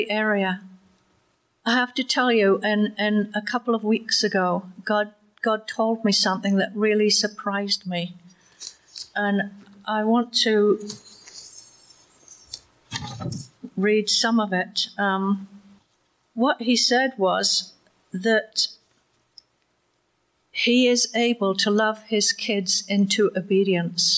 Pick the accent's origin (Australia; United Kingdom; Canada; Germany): Canada; Waterdown, Ontario; he asked me where I was from, and I said, Waterdown